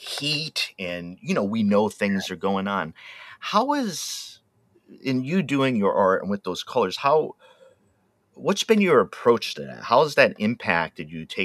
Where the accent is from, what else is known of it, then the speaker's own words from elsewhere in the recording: outside of Providence, Rhode Island, United States; also born or lived in Wisconsin / Oregon; now in Willamette Valley, Oregon, United States; I grew up outside of Providence, Rhode Island